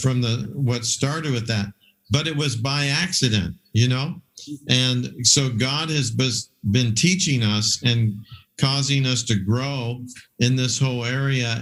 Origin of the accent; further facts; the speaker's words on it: Hawaii, United States; moved away; also born or lived in Samoa; I did my DTS in Kona, in uh, Hawaii because I grew up in Hawaii